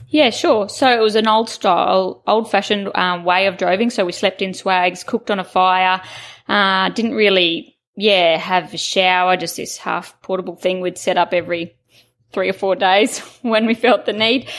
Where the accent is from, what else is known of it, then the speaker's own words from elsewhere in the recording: Taroom, Queensland, Australia; I was born in Taroom in Queensland. Um, we had a family property there, and it was just free range as kids.